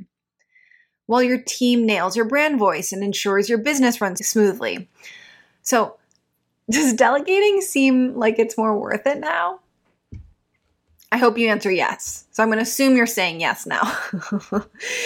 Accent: Midwest, United States; growing up in the Midwest.

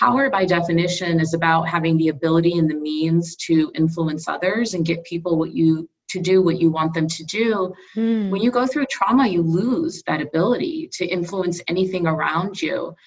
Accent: Southern California, United States; moved away as an adult; also born or lived in India / Midwest / East Coast; my family moved to Southern California, and I was there through my formative years, so all the way through college

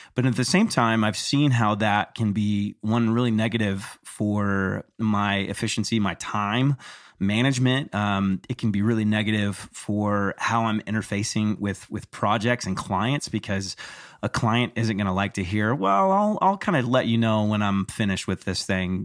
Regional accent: Texas, United States; growing up in Texas

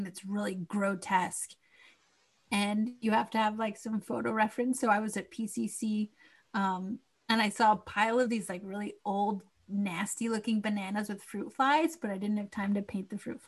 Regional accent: Los Angeles, California, United States; also born or lived in Echo Park, Los Angeles / Eagle Rock, Los Angeles; I grew up in the Los Angeles area, went to LAUSD public schools my entire life.

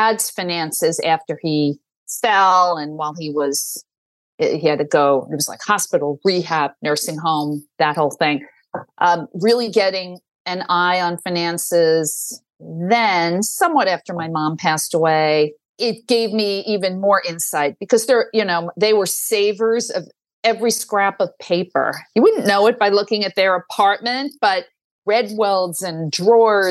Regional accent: New York City, New York, United States; I grew up in Staten Island. I went to, you know, public schools, K to 12, very happily.

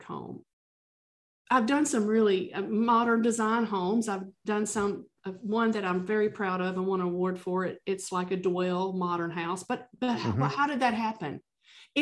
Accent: the South, United States; I'm from the South

